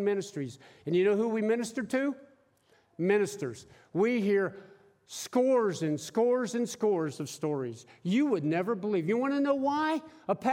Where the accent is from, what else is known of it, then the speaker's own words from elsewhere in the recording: Pennsylvania, United States; moved away as an adult; also born or lived in Kansas; when I was a kid growing up in Pennsylvania, in a blue-collar neighborhood where nobody even knew what college meant. Everybody worked at the steel mills and the cement mills.